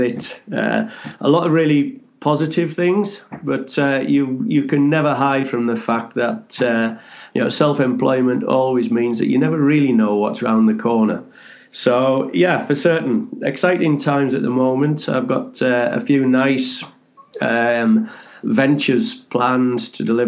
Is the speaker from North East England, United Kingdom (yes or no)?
yes; the Northeast, North East England, United Kingdom; I'm from the Northeast, as you can probably gather